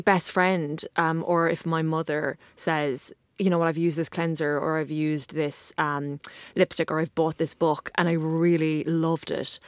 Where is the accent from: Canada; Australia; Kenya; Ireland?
Ireland; I'm from Ireland